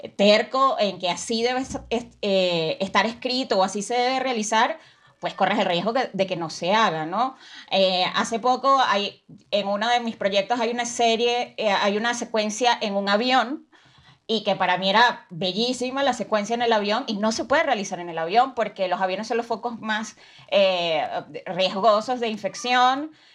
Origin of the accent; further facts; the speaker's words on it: Venezuela; soy de Venezuela